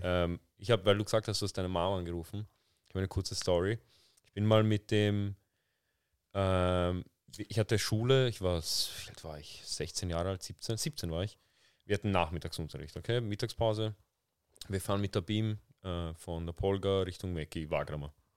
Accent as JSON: {"language": "German", "region": "Vienna", "country": "Austria", "tie": "born or raised there", "said": "ich bin in Wien aufgewachsen, ich bin in Wien geboren"}